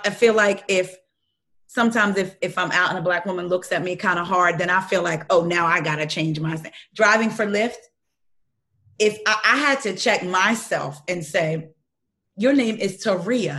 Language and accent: English; New Jersey, United States; moved away as an adult; now in Baltimore County, United States; I'm from Jersey, South Jersey